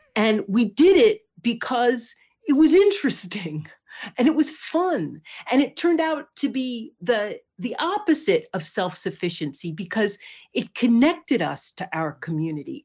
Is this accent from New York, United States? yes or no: yes; Poughkeepsie, New York, United States; moved away as an adult; also born or lived in California; now in Cape Cod, United States; I grew up in Poughkeepsie in the Hudson Valley